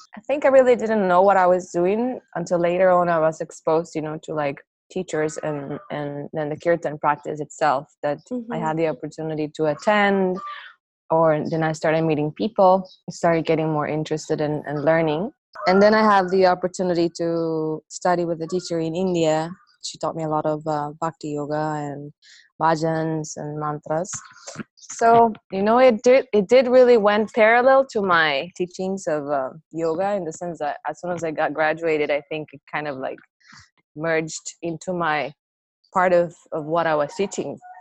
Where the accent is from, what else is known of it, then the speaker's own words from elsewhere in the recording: Costa Rica; I'm from Costa Rica